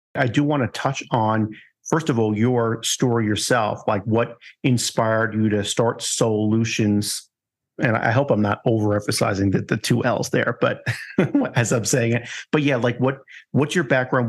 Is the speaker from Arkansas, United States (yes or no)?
no; New York, United States; moved away; I'm originally from New York